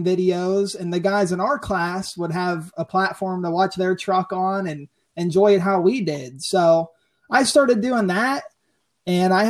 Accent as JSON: {"language": "English", "town": "Mount Pleasant", "region": "Pennsylvania", "country": "United States", "said": "I am from Mount Pleasant, Pennsylvania"}